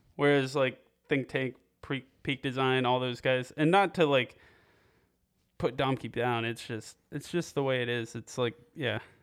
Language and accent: English; Piqua, Ohio, United States; moved away; I'm from Piqua, uh, just north of Dayton